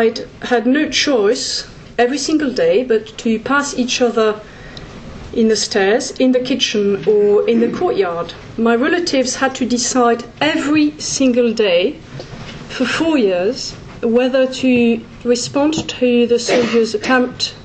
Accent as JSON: {"language": "English", "country": "France", "said": "my home country's territory, France"}